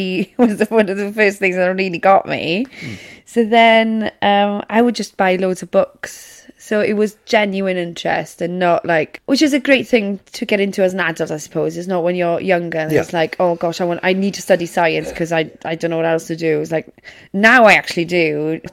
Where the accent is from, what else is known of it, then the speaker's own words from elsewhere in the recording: Wales, United Kingdom; first language Welsh; English is a second language; I'm from Welsh language background